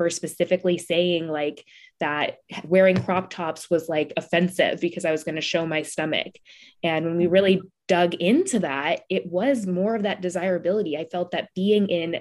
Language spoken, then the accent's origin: English; Midwest, United States; I'm from the Midwest